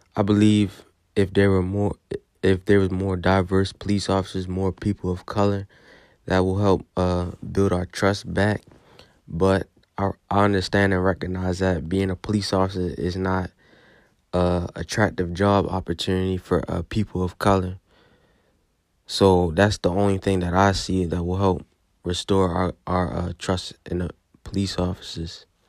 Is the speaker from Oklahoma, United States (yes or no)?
no; Baltimore, Maryland, United States; I'm from Baltimore, Maryland, and I'm nineteen years old.